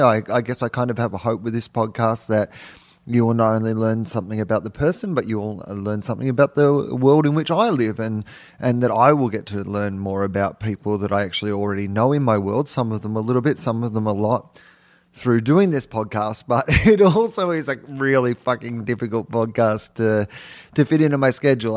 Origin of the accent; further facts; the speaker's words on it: Denison, Victoria, Australia; I'm from Denison